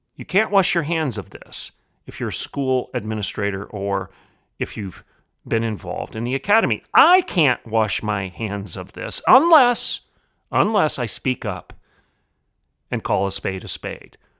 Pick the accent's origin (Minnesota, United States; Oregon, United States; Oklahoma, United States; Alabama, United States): Oklahoma, United States; Bartlesville; my hometown here of Bartlesville, Oklahoma